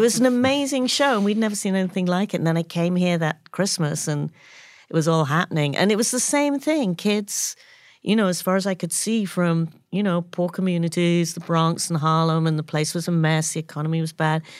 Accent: London, United Kingdom; moved away as an adult; now in United States; I grew up in London and I came out of art school

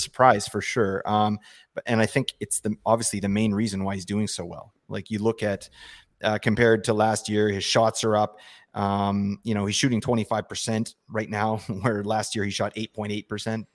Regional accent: Vancouver, British Columbia, Canada; I'm from Vancouver

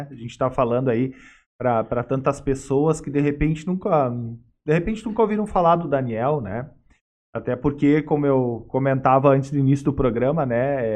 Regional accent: Sapiranga, Rio Grande do Sul, Brazil; Sapiranga de novo? Que é a minha cidade natal

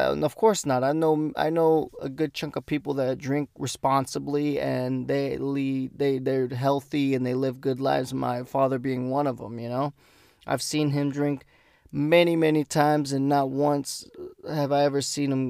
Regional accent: United States; I'm Mexican American, so.

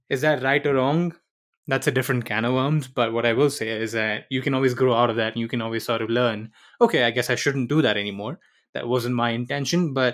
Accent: India; also born or lived in Middle East; I did not grow up in the Philippines. I grew up in the Middle East and then I grew up in India.

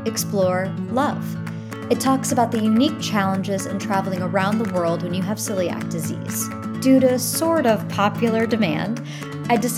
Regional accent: Long Island, New York, United States; I was born and raised on Long Island, New York.

